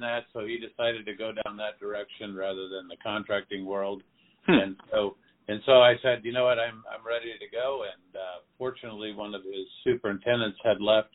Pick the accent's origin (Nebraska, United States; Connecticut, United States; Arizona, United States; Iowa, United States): Arizona, United States; Phoenix; also born or lived in South Dakota; So I grew up in Phoenix, Arizona. I was born in South Dakota, but we moved here when I was 10 months old